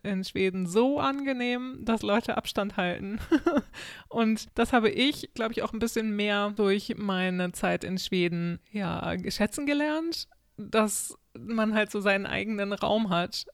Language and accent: German; Lower Saxony, Germany; now in Sweden; Ja, ich komme ja aus Niedersachsen